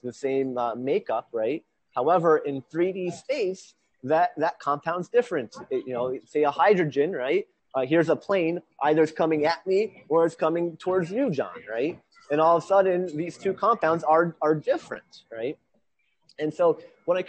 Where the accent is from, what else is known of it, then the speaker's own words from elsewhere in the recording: Honesdale, Pennsylvania, United States; moved away as an adult; now in Hardwick, United States; my hometown of Honesdale, Pennsylvania